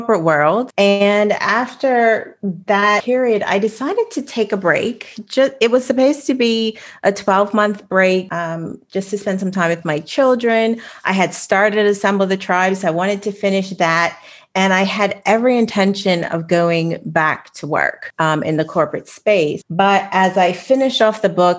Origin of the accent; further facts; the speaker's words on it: Bermuda; I live in Bermuda, but I grew up on Darrow's Island